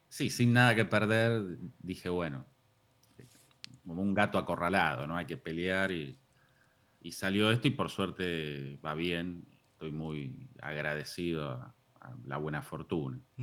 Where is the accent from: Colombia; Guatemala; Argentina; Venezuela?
Argentina; Lanús, Buenos Aires Province; yo soy de Lanús y viví siempre en Lanús, zona